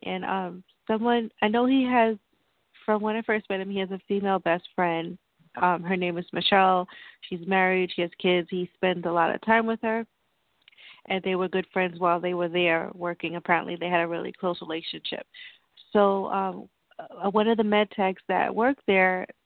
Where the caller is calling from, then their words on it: New York, United States; I'm calling from New York